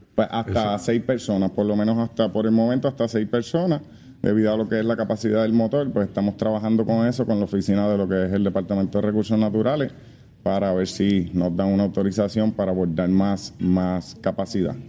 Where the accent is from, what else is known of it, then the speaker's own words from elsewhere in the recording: Naranjito, Puerto Rico; also born or lived in Bayamón; soy natural de Naranjito, nací en el pueblo de Bayamón, pero crecí y me crié en lo que es el pueblo de Naranjito.